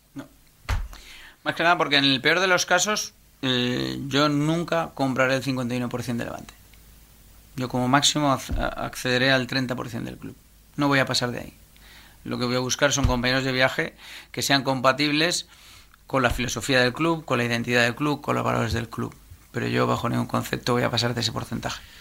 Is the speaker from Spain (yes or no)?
yes; Valencia, Valencian Community, Spain; now in Rocafort, Spain; yo soy un empresario valenciano que nació el 8 del 8 del 75.